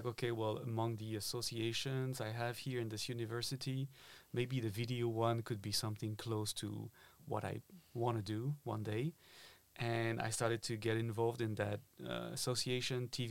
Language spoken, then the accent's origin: English; Paris, Île-de-France, France; moved away as an adult; now in Berlin, Germany; I am originally from Paris in France. I was born and raised there, and I've been living in Berlin for about 6 or 7 years now.